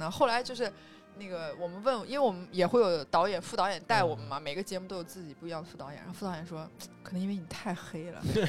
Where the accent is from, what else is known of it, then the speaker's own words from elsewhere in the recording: China; 我是一我作为一个中国人，两千零八年的奥运会的这个节目当中，我参与到了那个里面